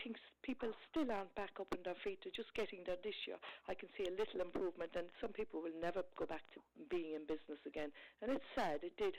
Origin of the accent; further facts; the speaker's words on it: Ireland; I was growing up in Ireland in the 70s, the 80s